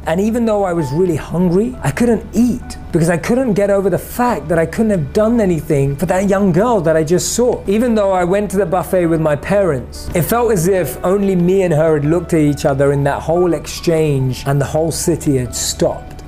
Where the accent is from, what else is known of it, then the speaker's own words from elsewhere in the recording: London, United Kingdom; Growing up in London